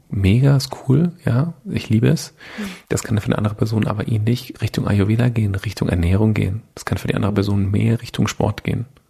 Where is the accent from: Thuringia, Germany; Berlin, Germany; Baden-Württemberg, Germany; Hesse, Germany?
Baden-Württemberg, Germany; with Mercedes; Bin halt so ein bisschen in der äh, Automobilhochburg äh, aufgewachsen bei Mercedes